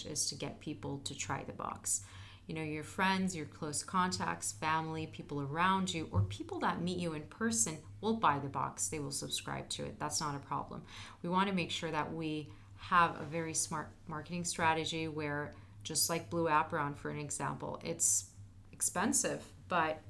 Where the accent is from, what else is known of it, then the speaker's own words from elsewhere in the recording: Turkey; now in United States; I'm originally from Turkey